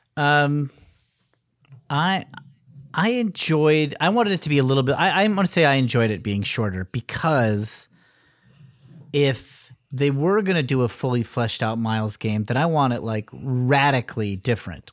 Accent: Connecticut, United States; also born or lived in Cleveland, Ohio; I'm from Connecticut.

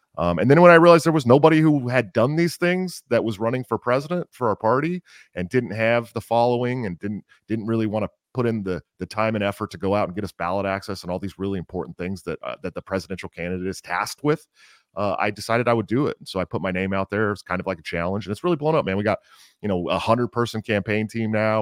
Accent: Oakland, California, United States; I grew up in California. Uh, I was one of the East Bay California kids, right outside San Francisco, Oakland, to be more exact

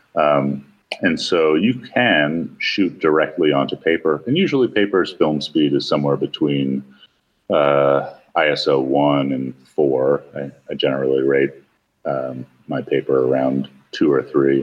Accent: New York, United States; I grew up in New York where back then we had about 300 camera stores in the city

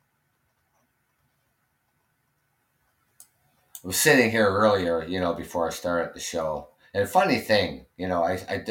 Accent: Canada; I'm Canadian.

